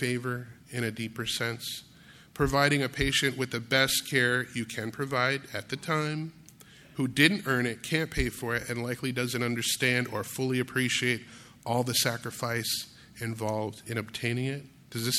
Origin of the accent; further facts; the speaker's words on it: Grand Rapids, Michigan, United States; growing up in Grand Rapids, Michigan